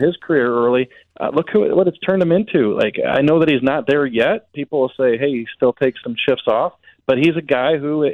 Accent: Jefferson County, Missouri, United States; growing up in Jefferson County

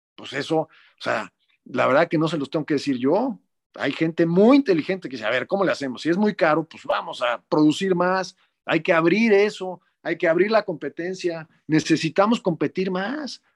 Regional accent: Mexico; lo hicimos como mexicano

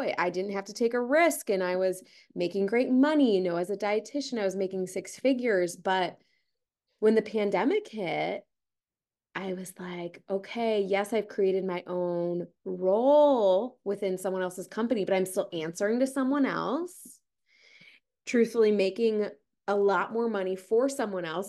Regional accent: Ohio, United States; moved away; I'm originally from Ohio

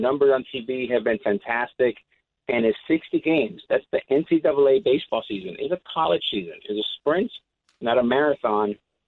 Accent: New York, United States; New York, you know, I'm a New Yorker

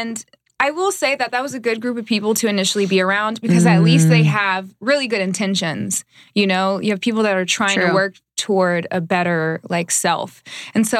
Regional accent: Dallas, Texas, United States; also born or lived in Iowa; now in Los Angeles, United States; I'm originally from Dallas

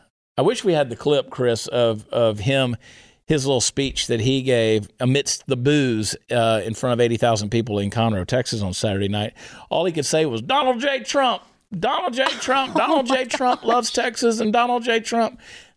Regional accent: Canada; I still identify as a Canadian trucker.

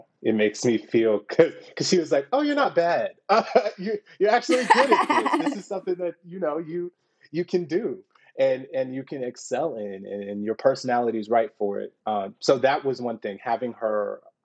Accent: Houston, Texas, United States; moved away as an adult; also born or lived in Fort Worth, Texas; I'm from Houston, Texas

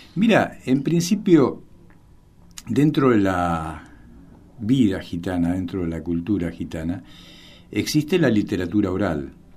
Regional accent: Argentina; soy un escritor argentino de origen gitano

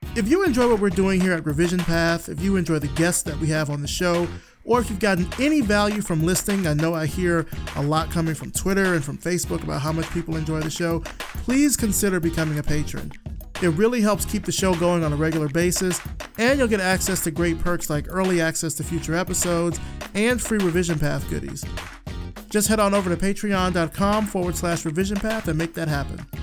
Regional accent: Alabama, United States; I'm from Alabama

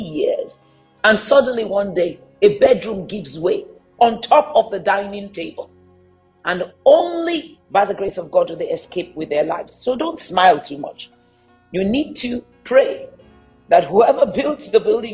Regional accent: Nigeria; as a Nigerian

